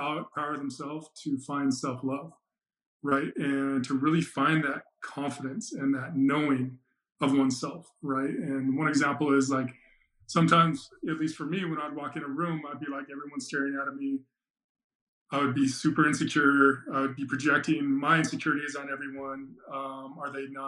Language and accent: English; Salt Lake City, Utah, United States; also born or lived in Phoenix, Arizona; grew up in Salt Lake